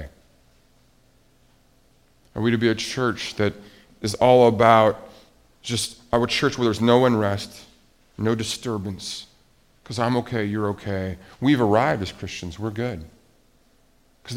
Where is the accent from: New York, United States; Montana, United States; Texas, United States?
Montana, United States; I grew up in Montana, conservative